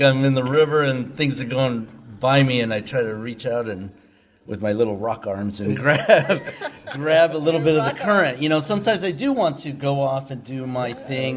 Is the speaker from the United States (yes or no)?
yes; San Diego, California, United States; I grew up in San Diego